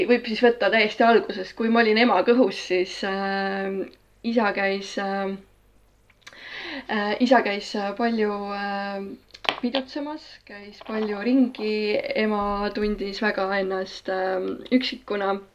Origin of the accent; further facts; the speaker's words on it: Tartu, Tartu County, Estonia; Tartus sündinud, täiesti tartlane, põline tartlane ähm, Äh, Veeriku linnaosas äh, üles kasvanud äh, põhimõtteliselt paneelmajas